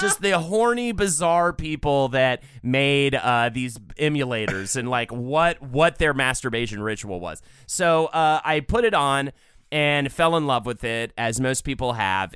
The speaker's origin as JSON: {"language": "English", "country": "United States", "said": "as an American"}